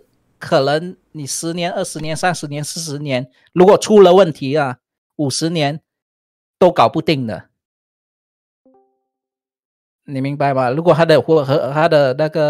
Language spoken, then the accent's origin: Chinese; Malaysia; 我我们是在附近的。